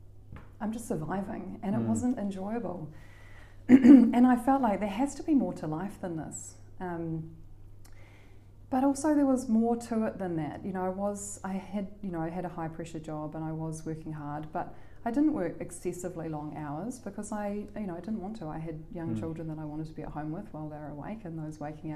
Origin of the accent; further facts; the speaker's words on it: Auckland, New Zealand; also born or lived in Canterbury / Canada / London / Sydney; I grew up here in Auckland